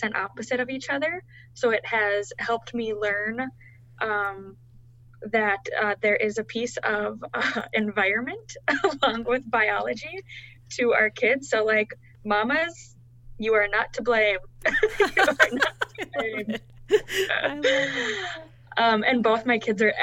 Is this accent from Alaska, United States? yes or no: no; Fargo, North Dakota, United States; I was born and raised in the Fargo-Moorhead area in North Dakota.